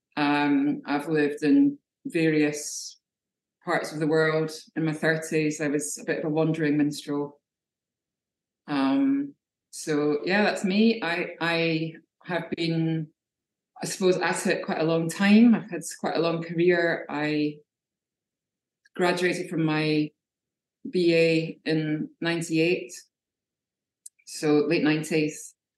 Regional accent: Scotland, United Kingdom; now in Brighton, United Kingdom; I'm a Scottish figurative painter.

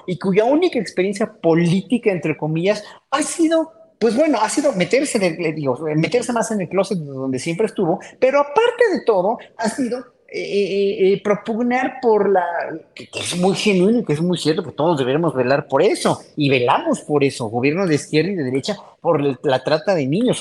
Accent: Mexico; como pueblo mexicano que somos

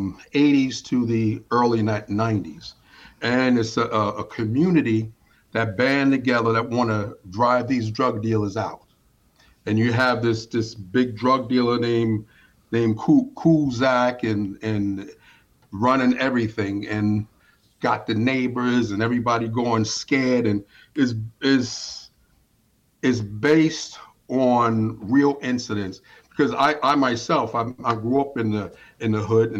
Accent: New York City, New York, United States; now in Pennsylvania, United States; I'm in Pennsylvania, but I'm originally from New York City

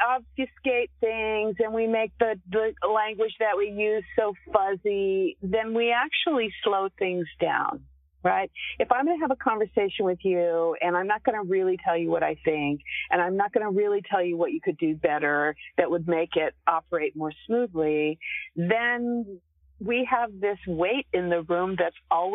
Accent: Texas, United States; Well, I I'm a Texan, so we tend to be pretty straight up.

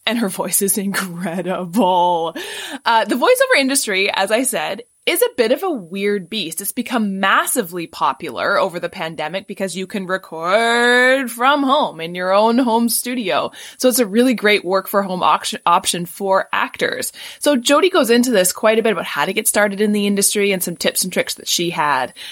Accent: Vancouver, British Columbia, Canada; now in Ontario, Canada; When I was growing up, I grew up in Vancouver

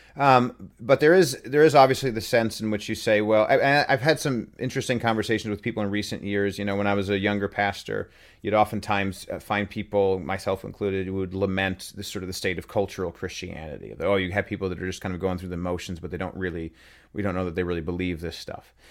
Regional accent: Utah, United States; moved away; I grew up in Utah, uh, when I was, uh, pretty young

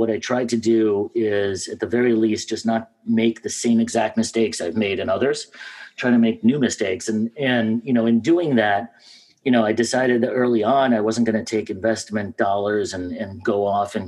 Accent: New York City, New York, United States; also born or lived in Russia; I grew up in Washington Heights in New York before it was hip.

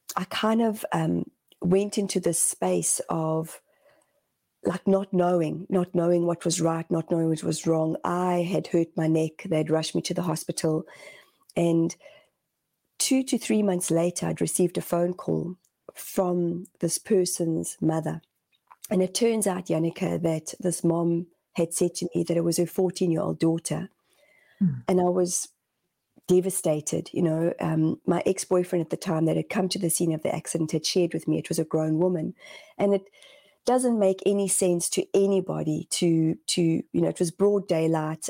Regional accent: South Africa; moved away as an adult; also born or lived in Zimbabwe; now in New Zealand; my parents left Zimbabwe, and my dad was a Rhodesian soldier. Uh, and my parents were young when they had my oldest brother and myself, and we decided to leave to go to South Africa

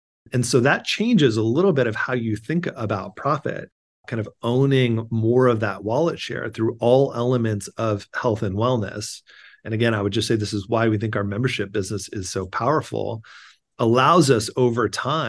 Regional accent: California, United States; now in New York, United States; I grew up in Southern California. I went to school in the Bay Area and then moved back to Southern California.

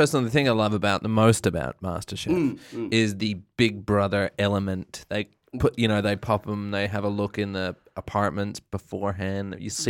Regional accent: Perth, Western Australia, Australia; I'm from Perth.

